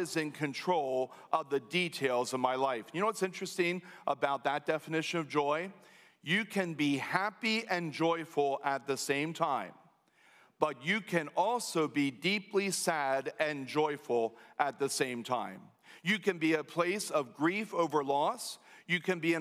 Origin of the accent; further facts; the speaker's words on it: United States; We as American Christians